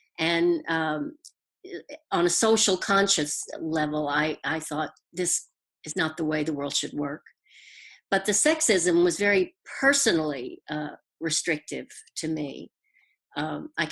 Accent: Houston, Texas, United States; accent: Southern; moved away as an adult; now in New York, United States; I am from Texas. I was born in Houston.

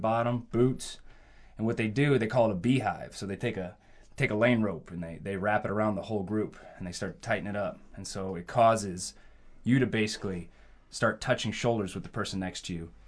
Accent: Nebraska, United States; born and raised in Nebraska, okay? Midwest boy

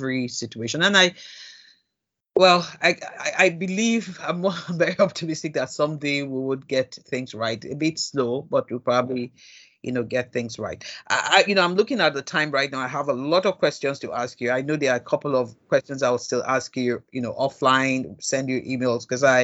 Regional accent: Nigeria; I'm still a Nigerian

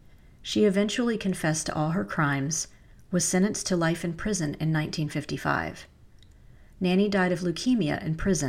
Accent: North Carolina, United States; this case that took place in my home state.

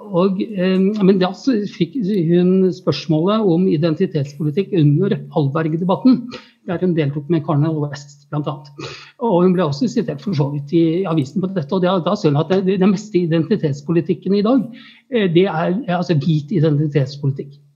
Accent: Oslo, Norway; jeg er fra Tøyen, jeg gikk på Tøyen skole og bor på Oslo øst

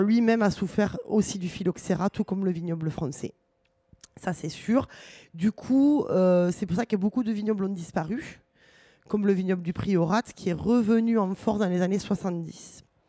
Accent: Toulouse, Occitania, France; chez nous à Toulouse

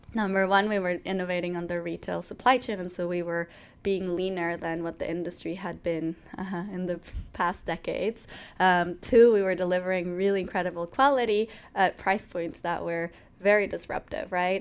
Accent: Ecuador; moved away as an adult; now in United States; I grew up in Ecuador. My family's Ecuadorian. I'm Ecuadorian

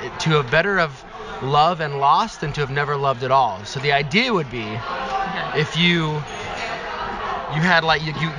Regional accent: Seattle, Washington, United States; I'm from Seattle, Washington.

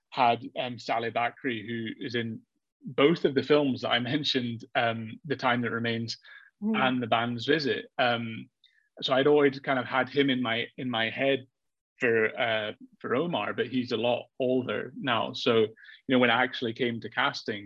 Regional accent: Edinburgh, Scotland, United Kingdom; I'm from Edinburgh

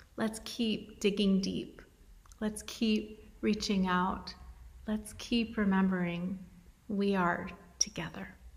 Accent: Western United States, United States; those of us who are from the Western United States

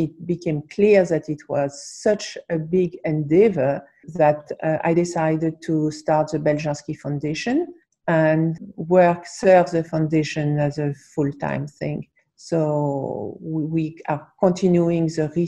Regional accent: France; also born or lived in New York, United States; now in United States; I was born in New York. I was raised in France, but I was born in New York.

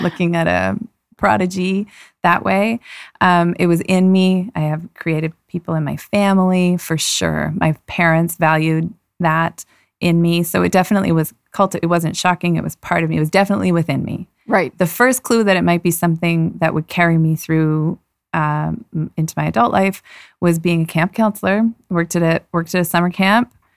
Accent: Toronto, Ontario, Canada; moved away as an adult; also born or lived in Vancouver; I grew up in Toronto.

